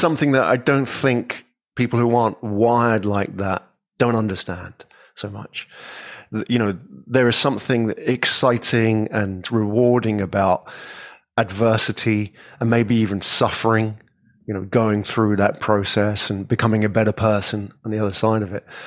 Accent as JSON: {"language": "English", "region": "England", "country": "United Kingdom", "tie": "born or raised there", "moved": "as an adult", "said": "I'm from England. Yeah, I was born in England many years ago"}